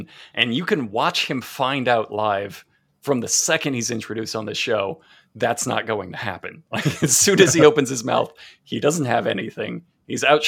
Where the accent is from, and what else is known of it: United States